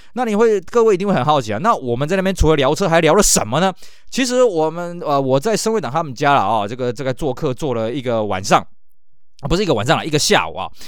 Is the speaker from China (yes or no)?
no; Taiwan; 就像我们在台湾